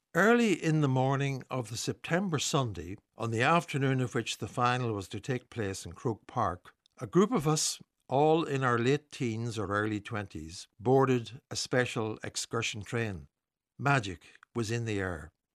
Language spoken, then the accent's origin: English; Newry, Northern Ireland, United Kingdom; Growing up in Newry in the late fifties